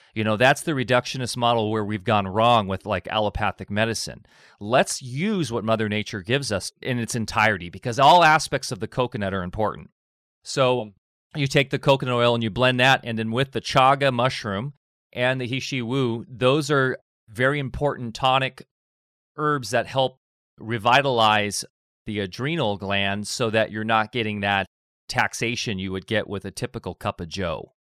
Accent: Orange County, Southern California, United States; born or raised there; moved away as an adult; also born or lived in Redondo Beach, California; now in Del Norte County, United States

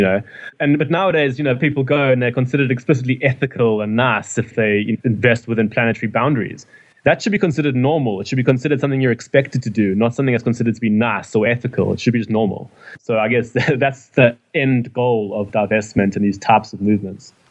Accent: Durban, KwaZulu-Natal, South Africa; moved away as an adult; now in London, United Kingdom; I come from Durban, um, in South Africa

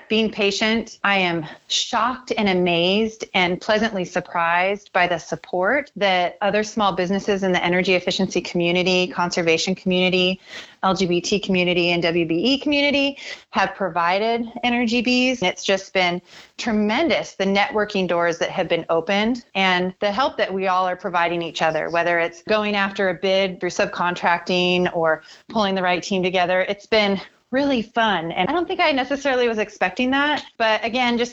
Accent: the Northwest, Pacific Northwest, United States; I'm from the Northwest

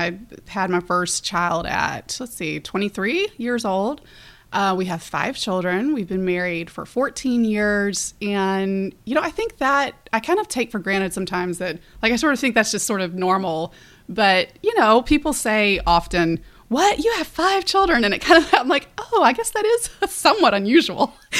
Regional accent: Birmingham, Alabama, United States; also born or lived in South Florida; I grew up in Birmingham and so just very, Southern, wonderful upbringing

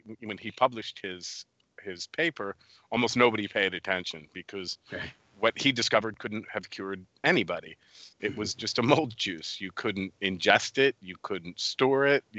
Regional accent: United States; moved away as an adult; also born or lived in New York, United States / Poland; I'm an American

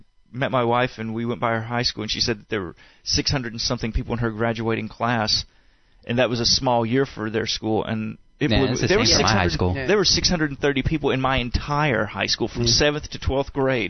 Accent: Blountsville, Alabama, United States; I am from Bluntsville, Alabama, in the county of Blunt.

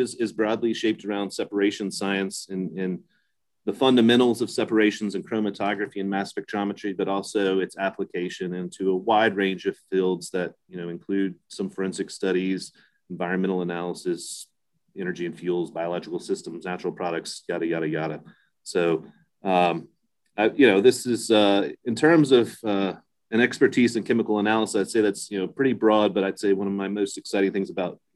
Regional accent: Blacksburg, Virginia, United States; I was born and raised in Blacksburg, Virginia, and my father was actually a chemistry professor at Virginia Tech

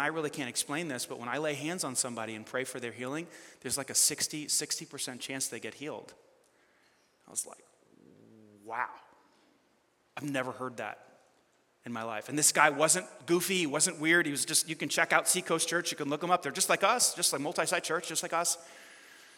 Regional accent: New York, United States; I'm like from New York

